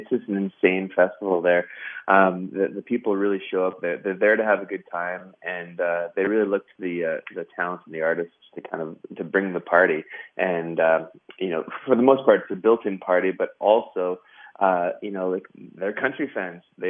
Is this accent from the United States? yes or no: no; Western Canada, Canada; we come from the West, so it's you know, believe it or not, it's a large country